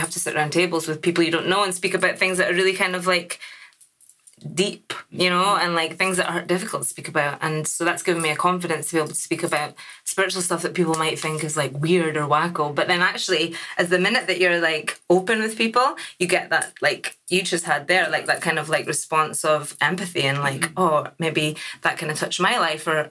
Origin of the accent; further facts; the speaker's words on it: Shetland Islands, Scotland, United Kingdom; now in Aberdeen, United Kingdom; I'm from Shetland Islands originally.